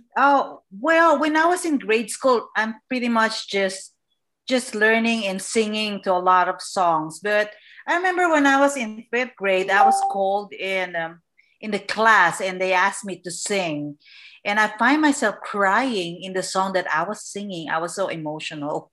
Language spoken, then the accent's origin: English; Manila, Metro Manila, Philippines; now in Southern California, United States; I was born and raised in the Philippines, Manila, Philippines